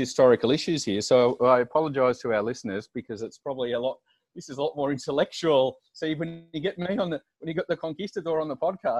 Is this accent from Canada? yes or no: no; Australia; accent: Australian; I did learn to, what I say, neutralise my Australian accent. So after a few beersies, I probably revert to my Australian accent.